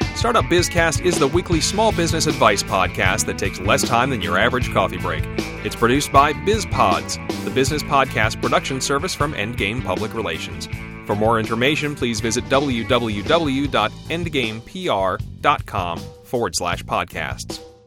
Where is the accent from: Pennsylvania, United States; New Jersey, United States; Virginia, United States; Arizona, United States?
Virginia, United States; my home state of Virginia